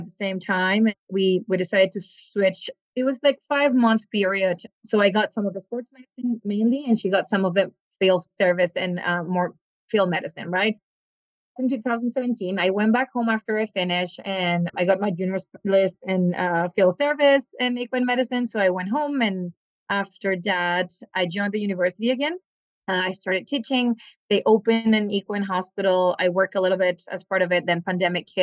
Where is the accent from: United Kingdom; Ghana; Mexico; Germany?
Mexico; northern Mexico; moved away as an adult; also born or lived in California / Davis, California; now in Canada; I'm from the northern part of Mexico